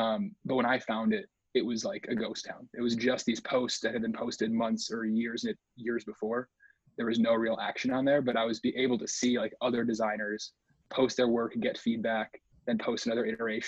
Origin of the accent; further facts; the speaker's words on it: Illinois, United States; Illinois is the answer to all those things. I didn't really do a whole lot as far as like leaving Illinois until college. No, actually midway through college.